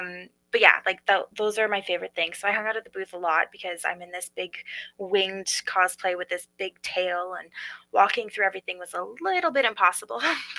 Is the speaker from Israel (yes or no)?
no; Edmonton, Alberta, Canada; So in my hometown, home base